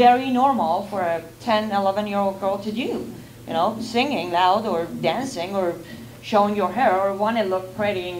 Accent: Iran; now in United States; I grew up in Iran

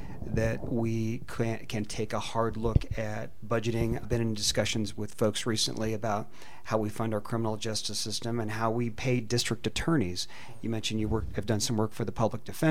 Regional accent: Delta County, Colorado, United States; I grew up in Delta County

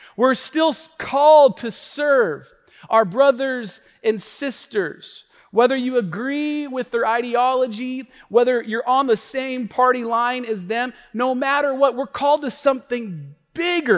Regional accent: United States; We, we have this spirit in our country of, of cultural Christianity

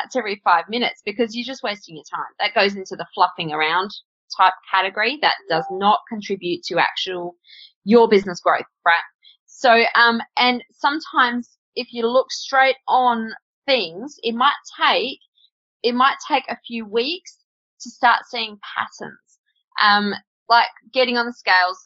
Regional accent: Australia; I'm Australian

